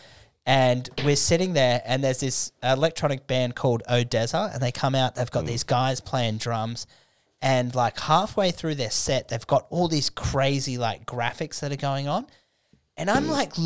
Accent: Australia; we're Australian, mate.

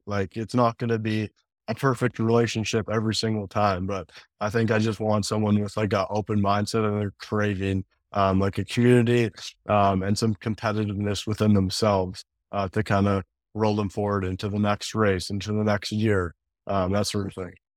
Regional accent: Canada; also born or lived in Calgary; growing up in Canada

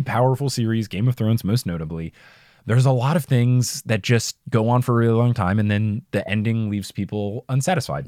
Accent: New Jersey, United States; accent: New Jersey; my New Jersey accent

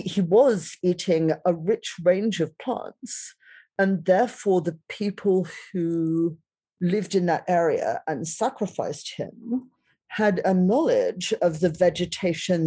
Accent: Australia; now in United Kingdom; I grew up in Australia.

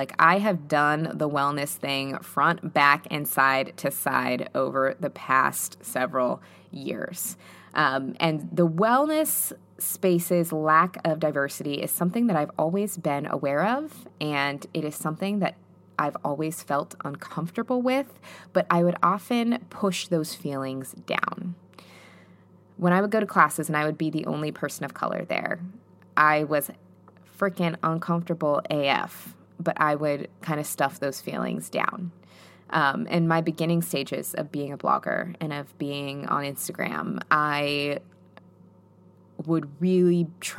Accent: New York City, New York, United States; I'm a Latina from New York City, and all of my close friends are multicultural.

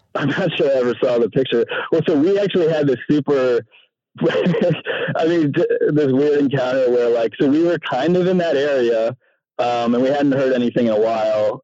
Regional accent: Maine, United States; I'm from Maine

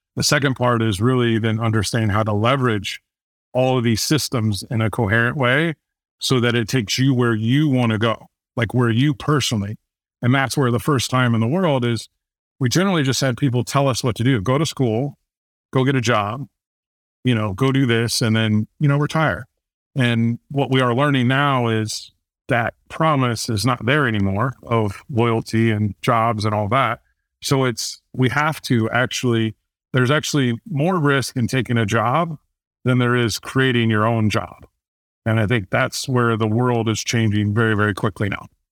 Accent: Fort Wayne, Indiana, United States; born or raised there

